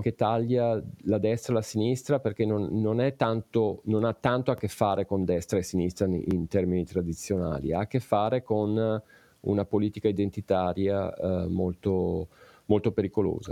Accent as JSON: {"language": "Italian", "area": "province of Vicenza", "region": "Veneto", "country": "Italy", "tie": "born or raised there", "moved": "as an adult", "lives_now": "Pittsburgh, United States", "said": "io sono originario della provincia di Vicenza"}